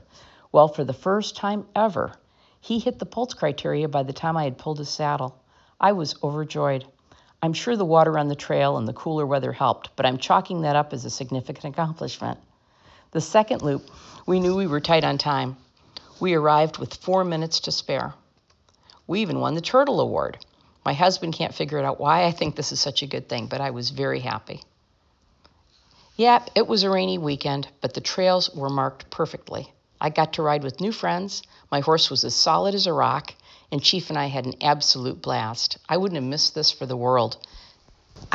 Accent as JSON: {"language": "English", "region": "Florida", "country": "United States", "said": "Did I mention I was from Florida?"}